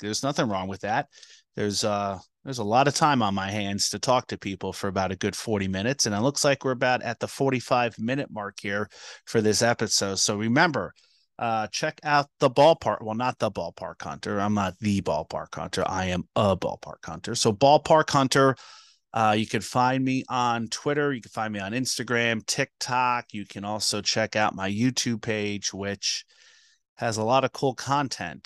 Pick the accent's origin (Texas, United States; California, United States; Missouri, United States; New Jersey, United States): New Jersey, United States; I'm from New Jersey